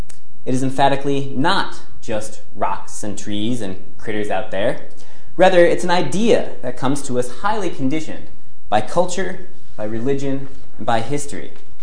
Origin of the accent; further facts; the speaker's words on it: Michigan, United States; He arrives in Michigan, my home state